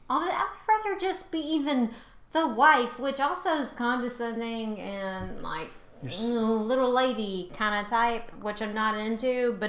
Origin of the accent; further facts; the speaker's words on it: Louisiana, United States; I am from the South, and I am from further south than you are. I am from almost as far south as you can get.